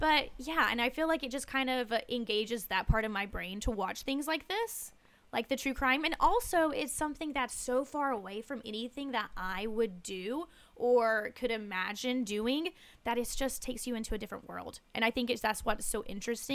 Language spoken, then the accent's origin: English; Wilkesboro, North Carolina, United States; moved away; I'm from a small town called Wilkesboro. It's about forty-five minutes out of Winston